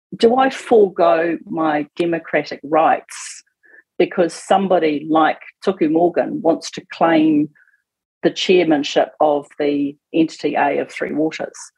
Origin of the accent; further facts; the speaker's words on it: Auckland, New Zealand; also born or lived in Northland; I'm an Aucklander